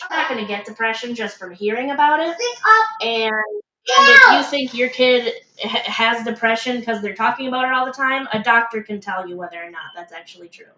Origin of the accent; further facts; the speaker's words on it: Michigan, United States; I'm from Michigan, which is in the United States